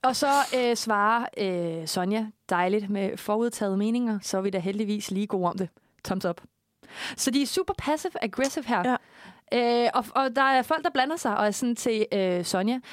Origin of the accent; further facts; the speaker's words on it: Korsør, Zealand, Denmark; jeg er jo fra Kursør